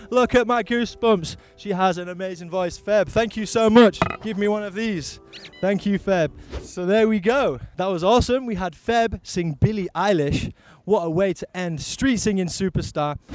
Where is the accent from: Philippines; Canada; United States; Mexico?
Philippines; Quezon City, Metro Manila; Uh, from Quezon City.